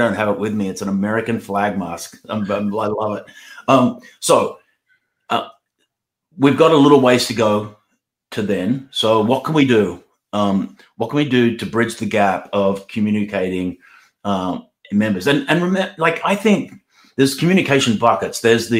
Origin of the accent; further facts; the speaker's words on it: Australia; now in United States; First place I ever preached when I came from Australia to the USA was in Missouri.